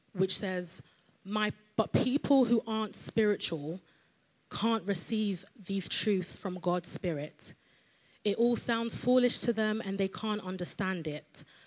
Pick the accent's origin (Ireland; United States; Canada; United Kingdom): United Kingdom; London; I'm from London